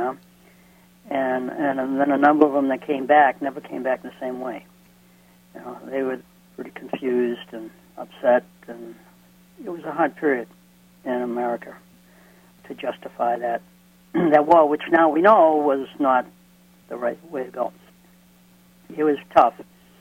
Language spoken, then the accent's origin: English; Lynn, Massachusetts, United States; I grew up in Lynn, Massachusetts.